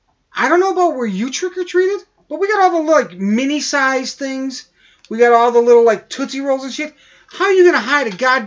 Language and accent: English; Rib Mountain, Wisconsin, United States; I grew up out in Rib Mountain.